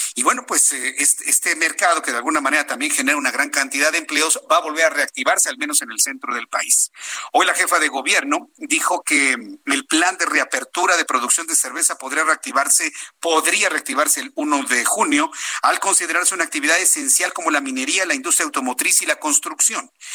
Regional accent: Mexico

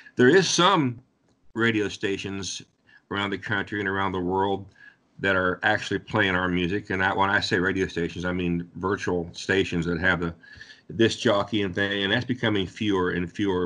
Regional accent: Ohio, United States; I'm from Ohio

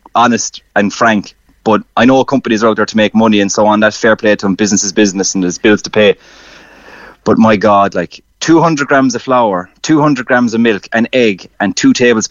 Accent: Ireland; as Irish people

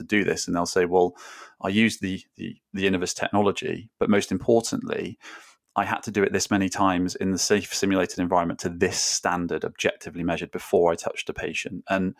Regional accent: Wales, United Kingdom; I grew up in South Wales.

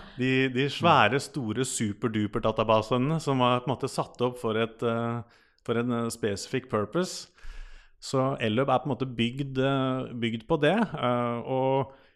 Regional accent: Rømskog, Viken, Norway; Jeg er fra Rømskog. Eh, Rømskauen kaller vi det.

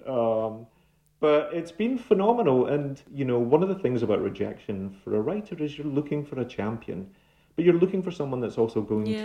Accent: Glasgow, Scotland, United Kingdom; moved away as an adult; now in New York, United States; my Glaswegian upbringing

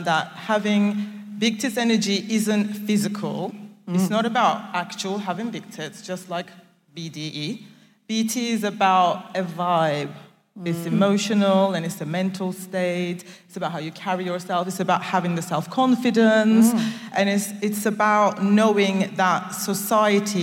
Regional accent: Turkey; moved away as an adult; also born or lived in Nigeria / United Kingdom; now in Cardiff, United Kingdom; originally I am from Turkey and Nigeria, so I grew up in Turkey

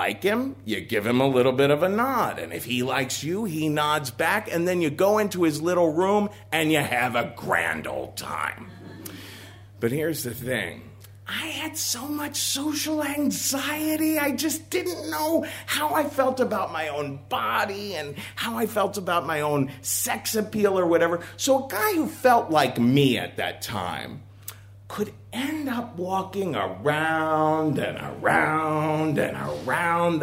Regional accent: Cincinnati, Ohio, United States; moved away as an adult; I was raised in Cincinnati, Ohio

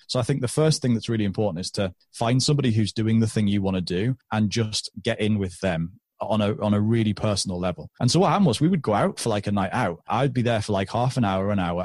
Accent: United Kingdom; moving back to my hometown where I still am.

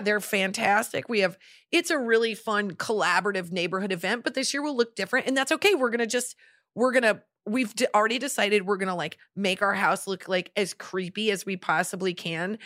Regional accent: Nebraska, United States; when we were growing up in Nebraska

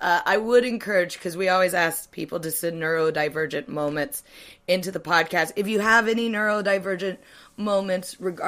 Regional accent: United States; now in United Kingdom; because I'm American

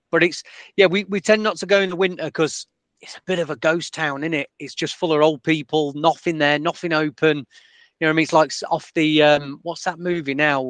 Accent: Sheffield, Yorkshire and the Humber, United Kingdom; also born or lived in Hull; I'm from Sheffield originally.

